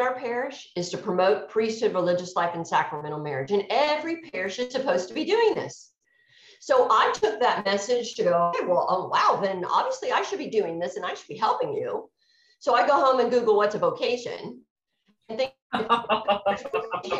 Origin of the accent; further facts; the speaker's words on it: Houston, Texas, United States; I am born and raised in Houston, Texas. So don't have as much of a Texas accent as people expect me to have, but I've been here most of my life